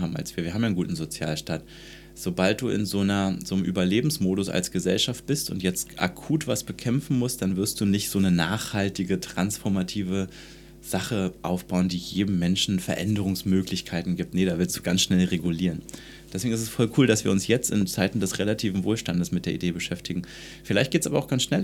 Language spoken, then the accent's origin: German; Germany; ich bin in der DDR groß geworden